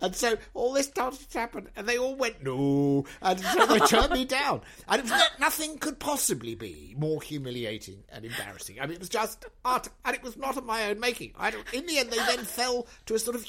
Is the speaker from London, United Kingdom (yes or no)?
no; Essex, East of England, United Kingdom; I'm not even really Welsh. I mean, I was brought up in Essex